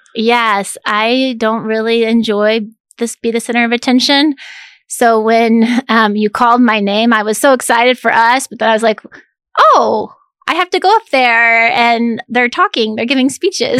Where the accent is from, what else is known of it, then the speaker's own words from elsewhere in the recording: Manhattan, Kansas, United States; moved away as an adult; also born or lived in Chicago, Illinois; I grew up in Manhattan in the eighties where it was a little smaller Manhattan.